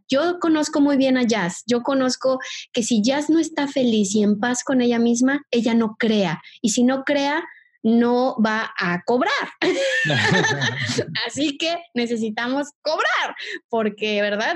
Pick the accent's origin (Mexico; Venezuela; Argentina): Mexico; accent: Mexican; moved away as an adult; also born or lived in Brazil; soy mexicana, por si todavía no me escuchan el acento